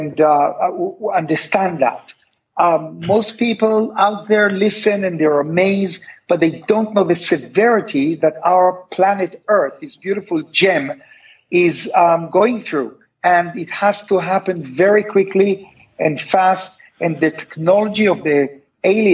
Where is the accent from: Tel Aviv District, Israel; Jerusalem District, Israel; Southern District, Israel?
Tel Aviv District, Israel; Tel Aviv; I was born in Tel Aviv